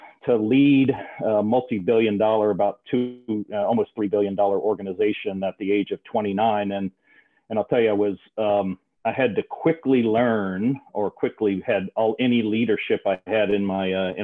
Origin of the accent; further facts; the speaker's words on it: outside of New Orleans, South Louisiana, United States; I grew up in South Louisiana, outside of New Orleans